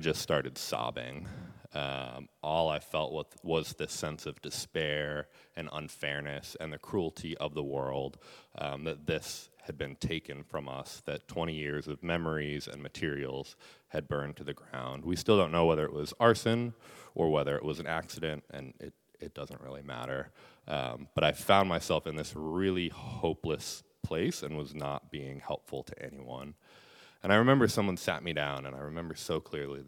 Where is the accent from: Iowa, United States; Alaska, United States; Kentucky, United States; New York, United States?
Alaska, United States; Bethel; also born or lived in Southern California; Iapunnaalvik, the only Yupik language school in Bethel, my hometown